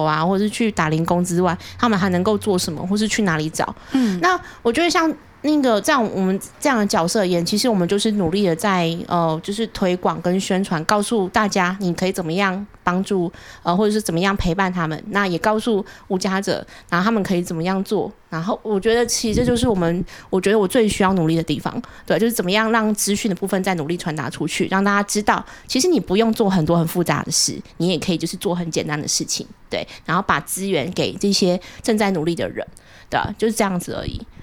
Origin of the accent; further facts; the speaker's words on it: Taichung, Taiwan; accent: Taichung accent; 你们会真的觉得我有台中腔吗